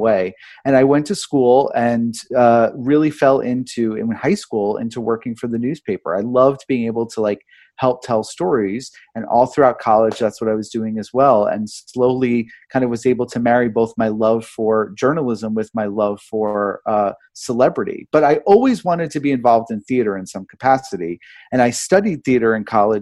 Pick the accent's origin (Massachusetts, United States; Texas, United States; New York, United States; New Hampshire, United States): New York, United States; I grew up here in New York